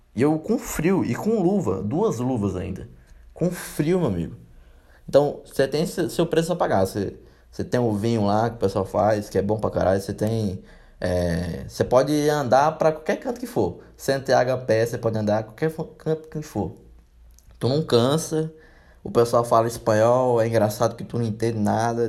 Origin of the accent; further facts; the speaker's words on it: Brazil; a gente é brasileiro mesmo